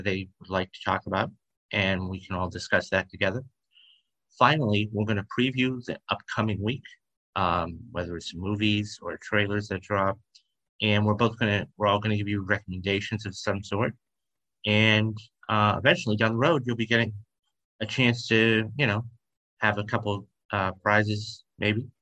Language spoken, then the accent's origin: English; Boston, Massachusetts, United States; moved away; I'm originally from Boston, Massachusetts